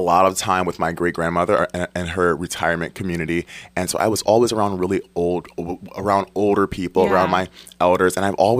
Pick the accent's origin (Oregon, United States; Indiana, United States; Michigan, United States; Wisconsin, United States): Michigan, United States; Detroit; moved away; I'm from Detroit originally